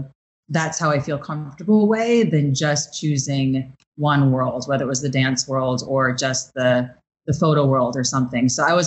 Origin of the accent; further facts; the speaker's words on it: Chicago, Illinois, United States; now in New York, United States; You know, I'm a dancer from Chicago. I just moved to New York.